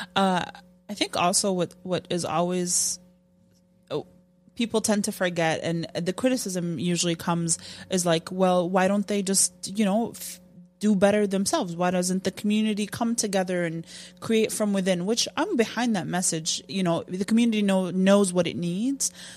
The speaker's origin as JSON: {"language": "English", "country": "Jordan", "tie": "born or raised there", "moved": "yes", "said": "I grew up in Jordan"}